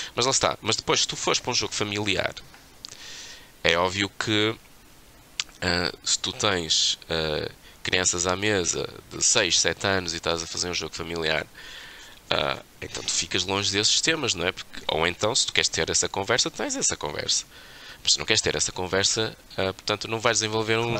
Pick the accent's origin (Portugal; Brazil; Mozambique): Portugal; Nós temos um passado terrível enquanto portugueses